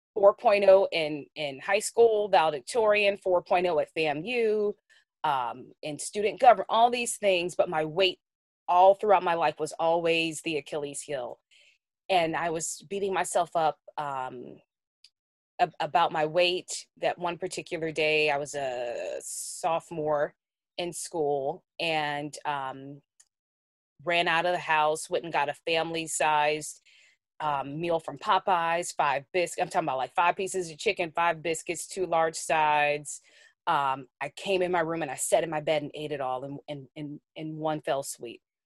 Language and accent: English; New Orleans, Louisiana, United States; I grew up in New Orleans, on the West Bank of the New Orleans metro area